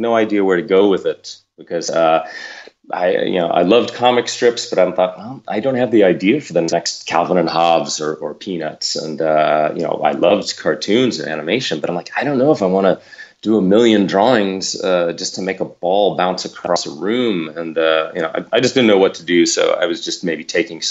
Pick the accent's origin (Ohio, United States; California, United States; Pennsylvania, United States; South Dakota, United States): California, United States; Los Angeles; I grew up here in Los Angeles